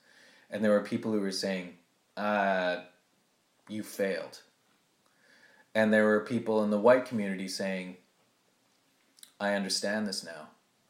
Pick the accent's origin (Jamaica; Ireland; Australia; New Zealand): Jamaica; That just because I'm Jamaican doesn't mean that I fled my country because I'm gay, right? You're telling me that my people are savages, right?